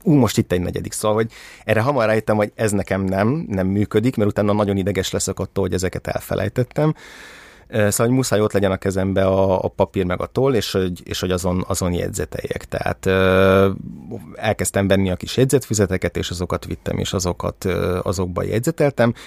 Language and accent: Hungarian; Budapest, Hungary; 1984. augusztus 22-én születtem Budapesten